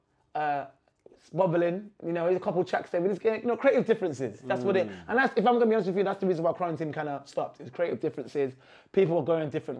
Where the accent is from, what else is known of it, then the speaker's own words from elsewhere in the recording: Trinidad & Tobago; I'm from Trinidad Tobago.